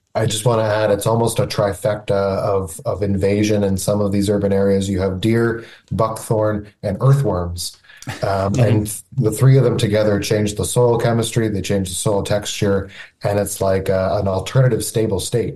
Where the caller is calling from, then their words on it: Niagara region, Ontario, Canada; I'm calling from Niagara, Niagara region in Ontario